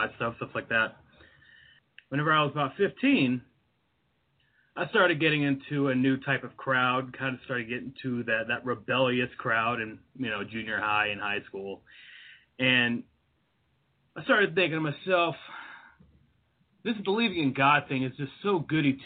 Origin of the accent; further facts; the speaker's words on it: Deep South, United States; I grew up in the Deep South, where religion and Jesus is the thing